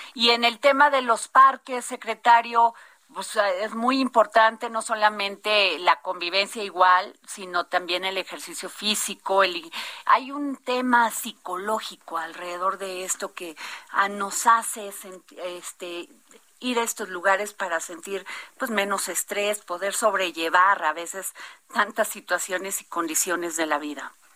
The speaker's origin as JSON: {"language": "Spanish", "region": "Veracruz", "country": "Mexico", "said": "mi tierra, Veracruz"}